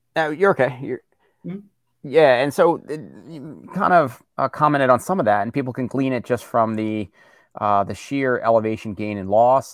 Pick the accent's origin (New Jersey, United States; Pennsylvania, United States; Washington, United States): Pennsylvania, United States; Morgantown; I grew up outside of Morgantown, PA